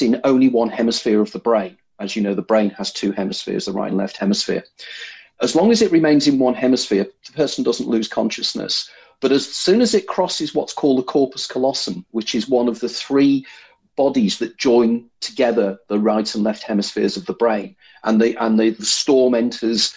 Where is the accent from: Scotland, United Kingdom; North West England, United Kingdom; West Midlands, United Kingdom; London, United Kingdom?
North West England, United Kingdom; Liverpool